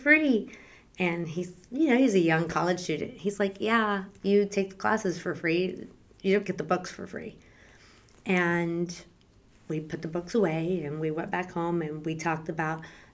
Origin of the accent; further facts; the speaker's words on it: San Antonio, Texas, United States; I am the youngest of four girls, and we grew up in San Antonio